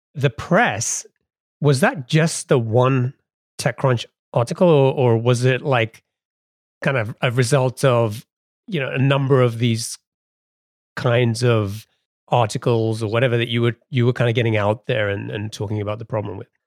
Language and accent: English; England, United Kingdom; now in United States; growing up in England